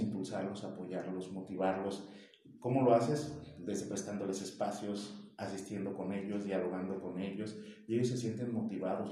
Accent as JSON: {"language": "Spanish", "town": "Paracho", "region": "Michoacán", "country": "Mexico", "said": "Soy un apasionado de Paracho, eh, lo quiero mucho, sus costumbres, sus tradiciones, a su gente, soy de aquí"}